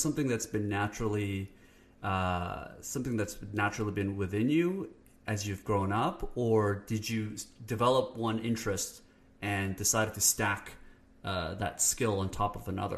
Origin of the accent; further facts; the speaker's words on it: Canada; I'm Canadian, so we apologize.